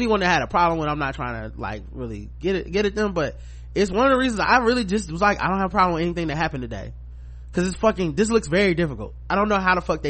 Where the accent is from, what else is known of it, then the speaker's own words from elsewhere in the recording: the South, United States; we are from the South